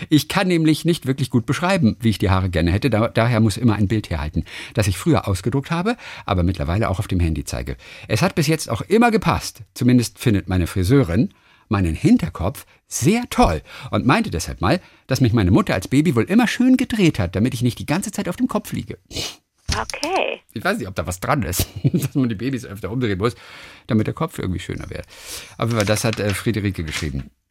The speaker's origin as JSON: {"language": "German", "town": "Graz", "region": "Styria", "country": "Austria", "tie": "born or raised there", "said": "In meiner Heimatstadt Graz in der Steiermark gab es vor genau zehn Jahren den Fund einer Fliegerbombe direkt am Gelände vorm Hauptbahnhof."}